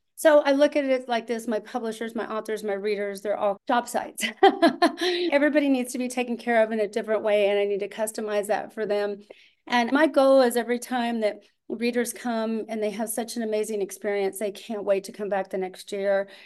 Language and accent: English; Austin, Texas, United States; moved away as an adult; I'm from Austin